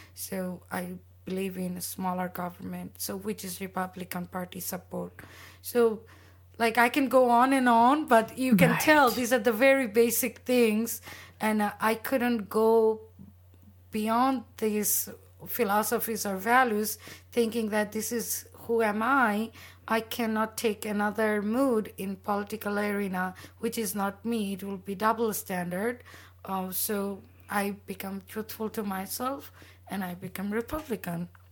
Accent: Bangladesh; also born or lived in London; now in Arizona, United States; I grew up in Bangladesh

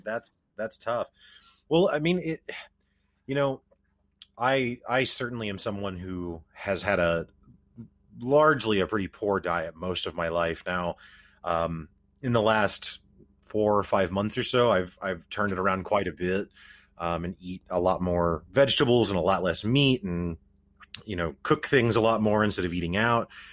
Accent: Springfield, Missouri, United States; I'm personally from Springfield, Missouri

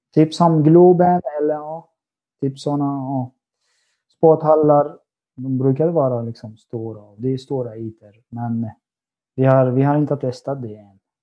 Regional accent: Syria; Swedish is a second language; moved away as an adult; now in Sweden; Jag har varit i Sverige i nästan sex år. Jag kommer från Syrien.

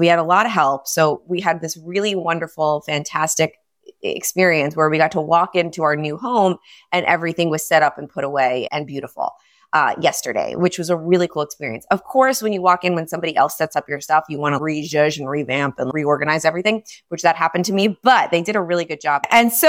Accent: New York City, New York, United States; moved away as an adult; now in South Florida, United States; I'm from New York. I'm a New Yorker, and we moved to South Florida literally yesterday.

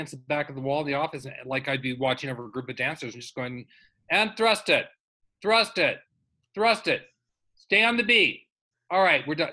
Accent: Burbank, California, United States; I grew up in Burbank, California.

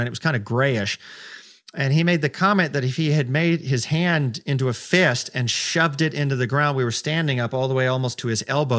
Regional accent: United States; especially as American

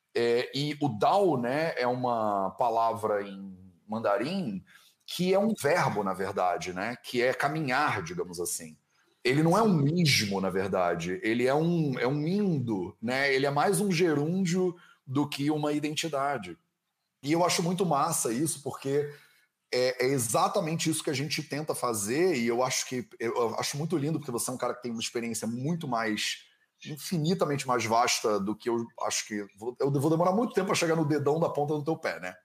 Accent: Brazil; moved away as an adult; eu saí do Brasil há oito anos

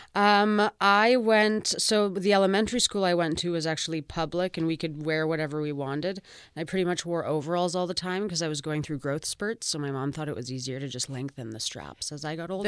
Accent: Vancouver, British Columbia, Canada; now in Toronto, Canada; I was born and raised in Vancouver, so I'm a full West Coaster

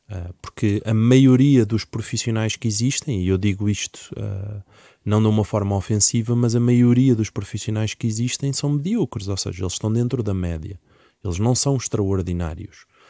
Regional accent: Portugal; also born or lived in Leiria; eu sou português e devia falar era português de Portugal

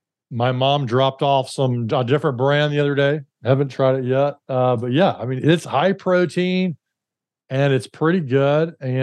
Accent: Alabama, United States; accent: Alabama; I was born, you know, back in the late 70s back in Alabama

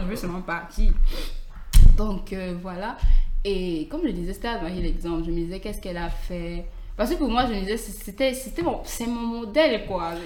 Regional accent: Cameroon; je suis camerounaise.

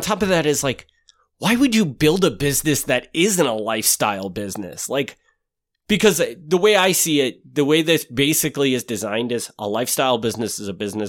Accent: Wisconsin, United States; So it makes sense that I would have this because I'm from Wisconsin

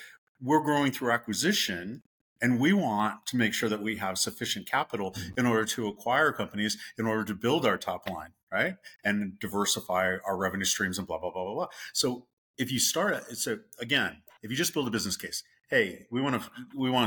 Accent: the West, United States; moved away as an adult; also born or lived in the South; I grew up in the West and my parents were from the Midwest

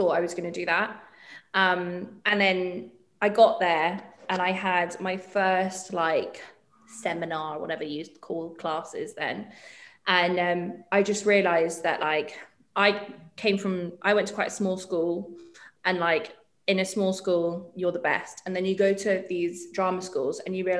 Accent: Dubai, United Arab Emirates; I grew up in Dubai

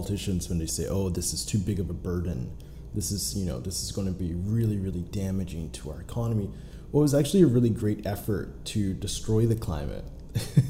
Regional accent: Pittsburgh, Pennsylvania, United States; I'm actually from Pittsburgh

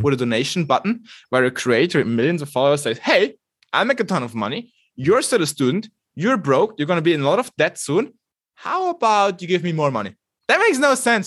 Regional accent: Switzerland; I'm coming from Switzerland, arguably one of the least dysfunctional democracies ever

